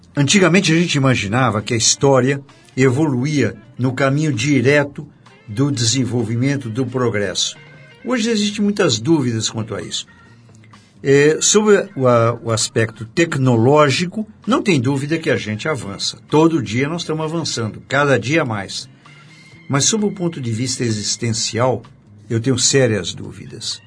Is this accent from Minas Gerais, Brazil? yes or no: yes; Juiz de Fora, Minas Gerais, Brazil; moved away as an adult; also born or lived in São Paulo; Eu comecei no é, 12º Regimento de Infantaria em Juiz de Fora, onde eu nasci